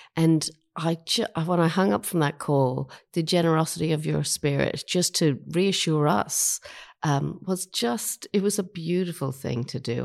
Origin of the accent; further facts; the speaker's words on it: Ireland; moved away as an adult; also born or lived in Sydney, Australia / Mount Fairy, New South Wales; now in Australia; I was born in Ireland, um, but I've been in Australia for over thirty years.